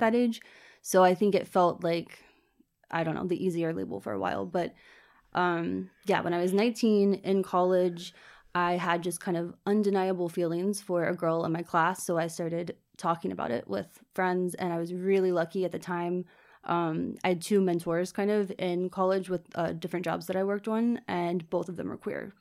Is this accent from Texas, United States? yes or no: no; Richmond, Virginia, United States; moved away as an adult; also born or lived in Florida; now in Dublin, Ireland; I was from Richmond, Virginia, which is the kind of capital city, um, where I grew up in the suburbs